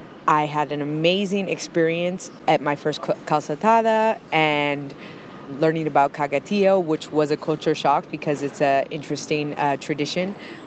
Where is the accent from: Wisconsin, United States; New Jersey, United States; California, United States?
California, United States; Los Angeles; moved away as an adult; now in Barcelona, Spain; I'm from Los Angeles, California, but I've been living in Barcelona for the last 7 years.